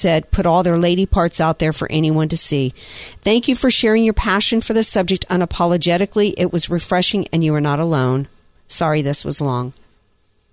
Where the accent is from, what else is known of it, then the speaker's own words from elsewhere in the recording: Deep South, United States; in parts of the Deep South, where I grew up and where Mama grew up